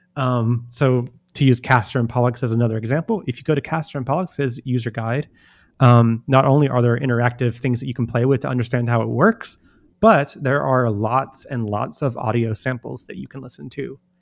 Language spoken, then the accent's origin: English; United States; as an American